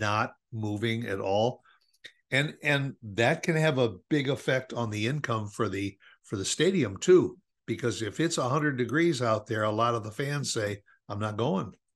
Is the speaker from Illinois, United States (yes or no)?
yes; Chicago, Illinois, United States; now in Dallas, United States; we grew up in Chicago